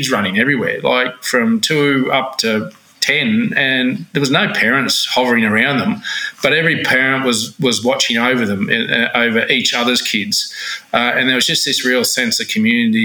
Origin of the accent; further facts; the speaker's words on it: Chinchilla, Queensland, Australia; I'm growing up in Chinchilla